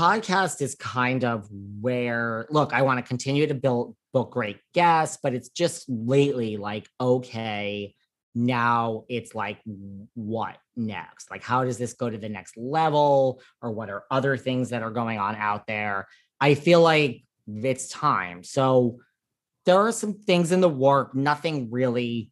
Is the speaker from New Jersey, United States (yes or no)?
no; New York, United States; I'm like a New Yorker